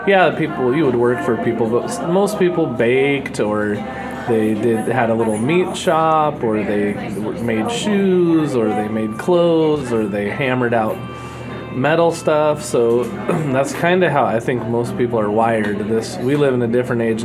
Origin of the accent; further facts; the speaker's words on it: Oregon, United States; moved away as an adult; now in Santa Clarita, United States; Originally, I'm from Oregon. So I kind of grew up around coffee